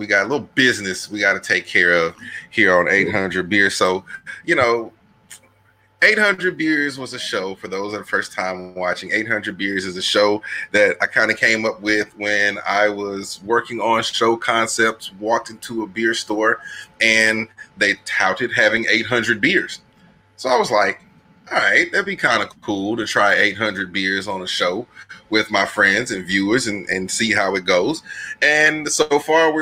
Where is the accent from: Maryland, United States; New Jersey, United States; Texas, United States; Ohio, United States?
Texas, United States; we're from Texas